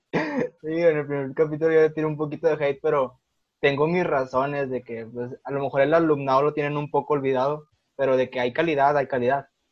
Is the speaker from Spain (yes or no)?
no; General Escobedo, Nuevo León, Mexico; yo soy de Escobedo